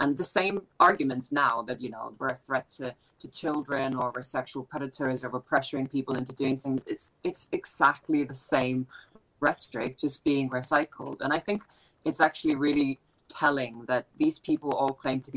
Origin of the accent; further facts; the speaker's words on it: Iceland; now in United Kingdom; I'm from Iceland originally.